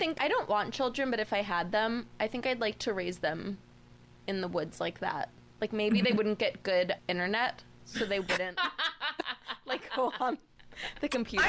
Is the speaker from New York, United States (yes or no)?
yes; Long Island, New York, United States; I think like 12,000 people in the town I grew up in on Long Island.